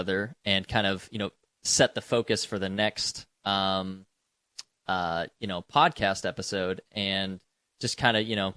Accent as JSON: {"language": "English", "region": "West Coast", "country": "United States", "tie": "born or raised there", "moved": "as an adult", "lives_now": "Tennessee, United States", "said": "I live in Tennessee. I am not a native to Tennessee. You know, my profession brought me out here years ago. I grew up on the West Coast"}